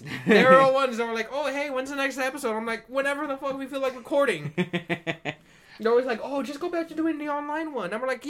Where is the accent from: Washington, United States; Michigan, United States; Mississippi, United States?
Washington, United States; I was born in Washington